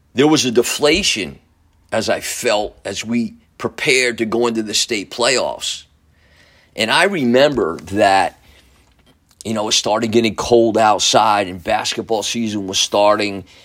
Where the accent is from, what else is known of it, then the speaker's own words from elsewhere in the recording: Newburgh, United States; my hometown of Newburgh